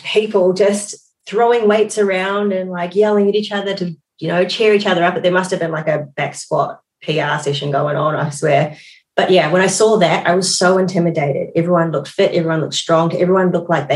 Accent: New Zealand; also born or lived in Suva, Fiji; I was born in Suva, Fiji. I moved to New Zealand with my single mum, very young age, 3 months, and I grew up in New Zealand.

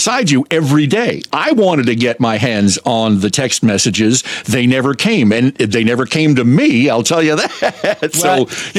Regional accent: Attleboro, Massachusetts, United States; also born or lived in Plymouth, United States; I grew up in Attleboro, Massachusetts, which is right on, it's quite literally on the border between Providence and Boston. It's on I-95, right at the Rhode Island border. And I was born in Plymouth

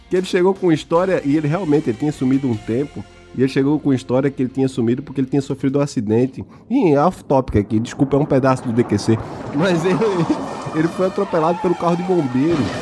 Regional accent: Northeast Region, Brazil; Eu vim do Nordeste, é diferente, lá é diferente.

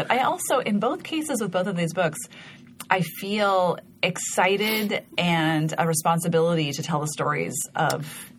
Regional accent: Montana, United States; moved away; About growing up in Montana and skiing.

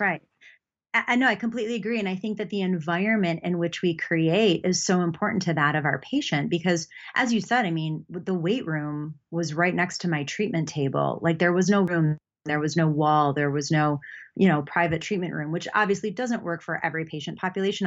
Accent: Buffalo, New York, United States; moved away as an adult; also born or lived in North Carolina; I grew up in Buffalo, New York

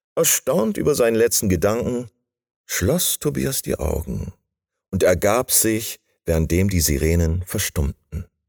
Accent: Bremen, Germany; now in Bavaria, Germany; Ich bin äh, Bremer, den es nach Bayern verschlagen hat

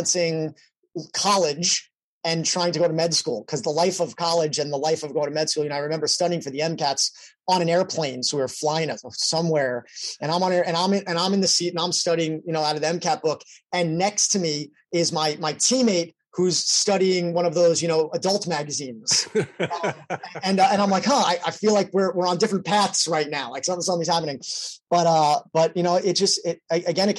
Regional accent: New York, United States; also born or lived in Philadelphia; I'm from New York

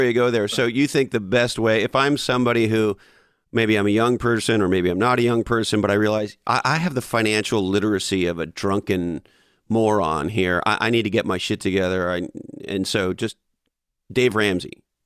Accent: Canada; I grew up in Canada

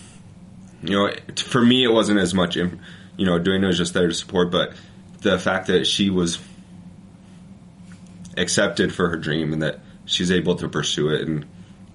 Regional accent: Utah, United States; We're both from Utah, so okay. We met here in Utah

